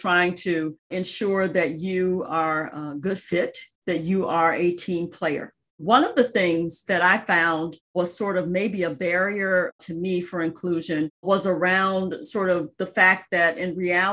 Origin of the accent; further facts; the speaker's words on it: Jackson, Mississippi, United States; moved away; I grew up in Jackson, Mississippi, and was the daughter of a civil rights attorney and a school teacher.